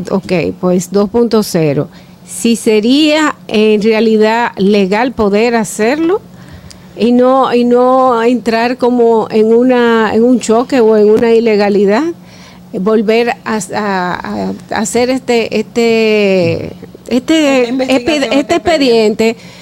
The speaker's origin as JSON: {"language": "Spanish", "country": "Dominican Republic", "said": "nosotros como dominicanos"}